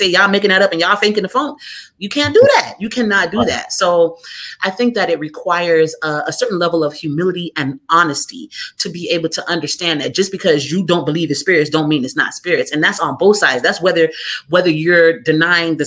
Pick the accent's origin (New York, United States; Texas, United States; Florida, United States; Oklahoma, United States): Florida, United States; South; I grew up in South Florida